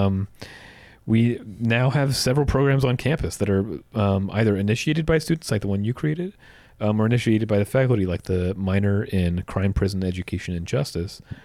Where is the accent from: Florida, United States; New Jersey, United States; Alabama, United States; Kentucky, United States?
New Jersey, United States; as a kid growing up in New Jersey